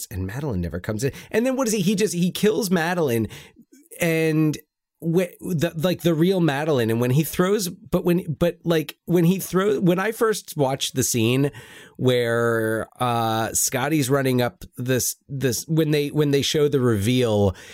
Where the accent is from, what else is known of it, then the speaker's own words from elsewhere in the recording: United Kingdom; I'm British.